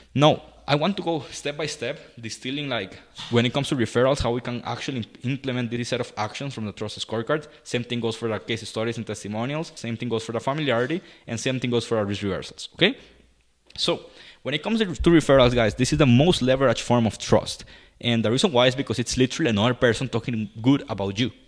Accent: Costa Rica; I'm from Costa Rica

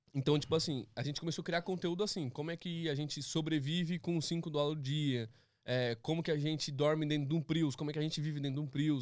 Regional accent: São Paulo, Brazil; moved away as an adult; also born or lived in Philadelphia / Los Angeles; now in United States; eu vim do Capão Redondo

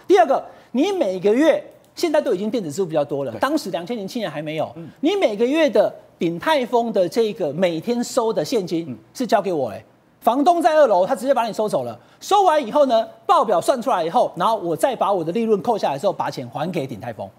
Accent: Taichung, Taiwan; 台中，我的故乡

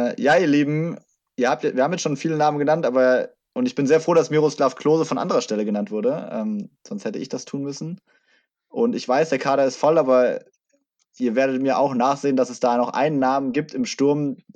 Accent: Frankfurt, Hesse, Germany; Also als Frankfurter ist er einfach eine Legende für mich.

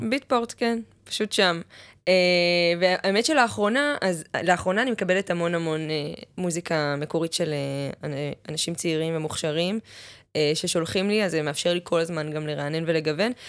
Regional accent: Ma'ale Adumim, Jerusalem District, Israel; now in Tel Aviv, Israel; ליד ירושלים, מעלה אדומים

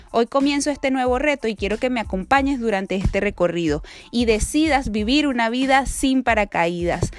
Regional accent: Venezuela; moved away as an adult; now in Australia; tengo 27 años, soy venezolana, actualmente vivo en Australia

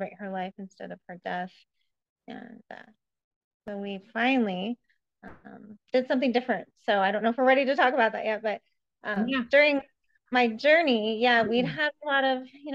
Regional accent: Spokane, Washington, United States; also born or lived in Iowa; I'm from Spokane and grew up here

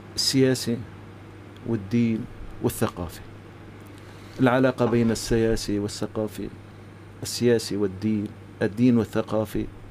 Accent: Syria; نحن كسوريين

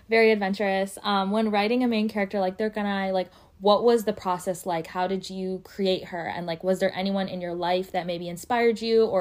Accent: Pakistan; being Muslim, being Pakistani, that like sometimes people just don't want our stories because they don't think it's going to be profitable when it's really a beautiful, beautiful story.

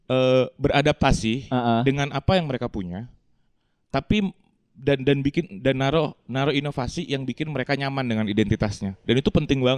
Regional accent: Sumatra, Indonesia; kita berdua tuh deket gara-gara aku pernah besar di Sumatera. Dia besar di Sumatera.

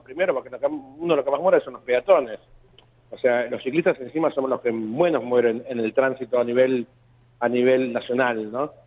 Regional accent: Argentina; somos argentinas acá

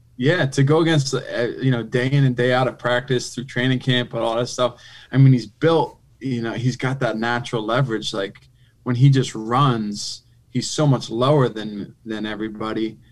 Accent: Philadelphia, Pennsylvania, United States; I grew up in Philly

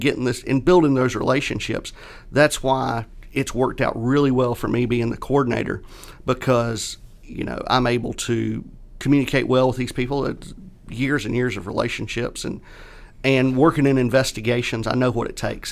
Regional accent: Catawba / Leslie, near Rock Hill, South Carolina, United States; I'm a kid from Catawba Leslie. Yep. Um, you know, going to Rock Hill High

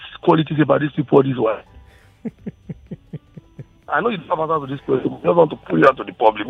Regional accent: Edo, Nigeria; I'm not from the East. I'm from Edo State, to be precise.

